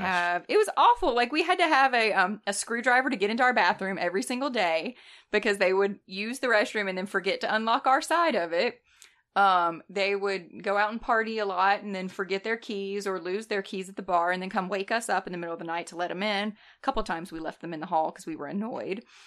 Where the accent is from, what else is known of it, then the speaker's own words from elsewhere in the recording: North Alabama, United States; I grew up in North Alabama, so we weren't near a college town either